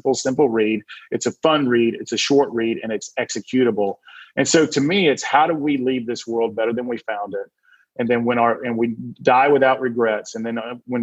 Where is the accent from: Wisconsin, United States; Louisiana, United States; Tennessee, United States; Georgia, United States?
Georgia, United States; I'm from the South. So I'm from Georgia, so I can say funness.